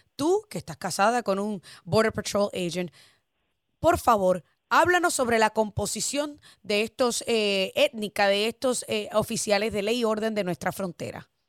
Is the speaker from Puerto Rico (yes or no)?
yes; Puerto Rico; moved away; que soy puertorriqueña y ciudadana americana de nacimiento